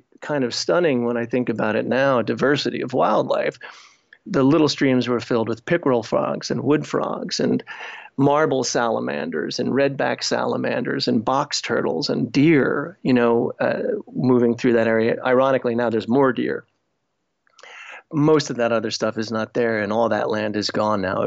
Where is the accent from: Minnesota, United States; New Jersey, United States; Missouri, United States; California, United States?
New Jersey, United States; Essex County, Northeast; I grew up in Northeast New Jersey, about 15 miles outside of New York City, in an area called Essex County.